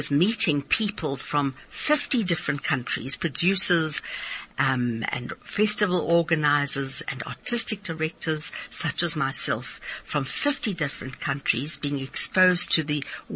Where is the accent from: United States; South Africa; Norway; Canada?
South Africa; Pretoria, Gauteng; I was from Pretoria, and I was luckily inspired by my art teacher